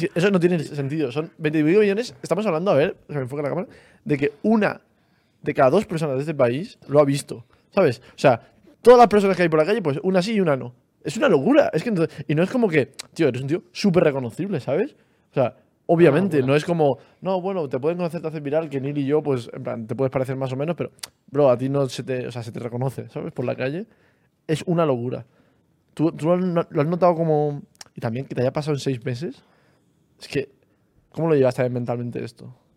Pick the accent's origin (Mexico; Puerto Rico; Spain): Spain; Almería, Andalusia; los dos hemos estudiado en un instituto que se llama El Alborán